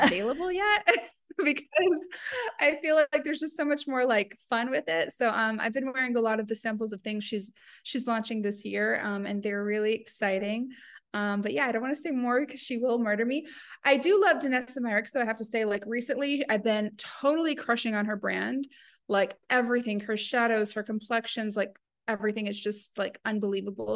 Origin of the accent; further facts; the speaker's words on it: the South, United States; moved away as an adult; now in Dubai, United Arab Emirates; growing up in the South